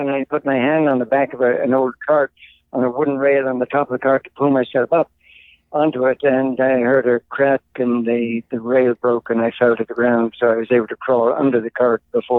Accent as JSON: {"language": "English", "country": "Ireland", "tie": "born or raised there", "also_born_or_lived": "England / Canada", "moved": "as an adult", "said": "I'm Irish-born, grew up there"}